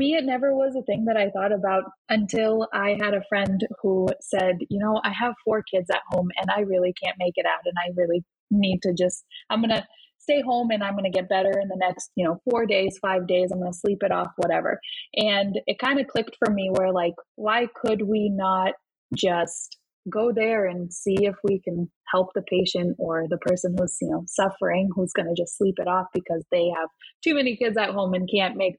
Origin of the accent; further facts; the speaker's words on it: Russia; now in United States; I'm originally from Russia